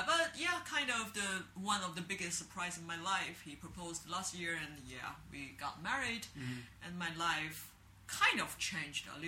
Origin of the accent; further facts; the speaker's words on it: Beijing, China; English is a second language; moved away as an adult; now in Shanghai, China; I'm from Beijing because I'm very traditional Lao Beijing Ren. And I live in the Hutong when I were a kid near the Hohai area.